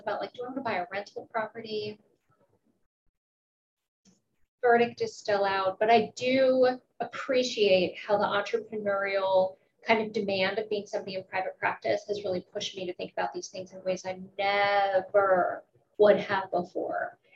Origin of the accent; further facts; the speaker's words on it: Pittsburgh, Pennsylvania, United States; I'm from Pittsburgh. It's a union town.